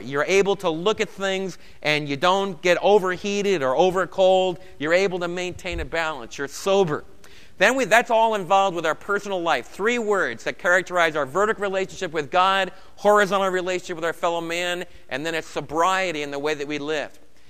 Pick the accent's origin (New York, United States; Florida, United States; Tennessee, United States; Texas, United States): New York, United States; Brooklyn; Now, I was raised in New York. If you haven't gathered from my accent, I think most of it's gone, but I can still talk about Torrey and Torrey Avenue in Brooklyn or the water. And I was raised back east.